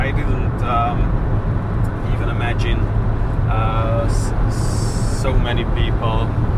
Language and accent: English; Somogy, Hungary; During our way, we will see the Lake Balaton and my home country, my home county, Somogy County.